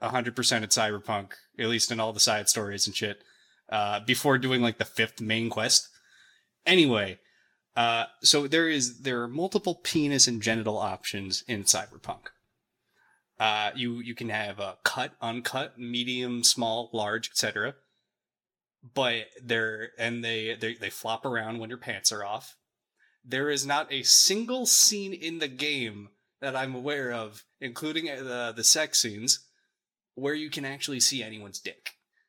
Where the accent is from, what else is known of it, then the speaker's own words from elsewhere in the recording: New Jersey, United States; I'm from New Jersey.